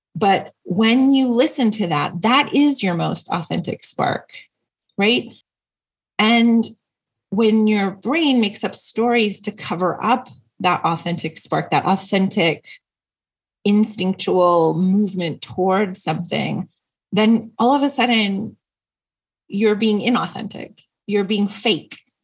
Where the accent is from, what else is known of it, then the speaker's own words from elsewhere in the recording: Seattle, Washington, United States; now in San Diego, United States; I grew up Catholic and I had this amazing priest who was very progressive. I was not a traditional Catholic church and it was up in um, the Seattle area. I'm from the Northwest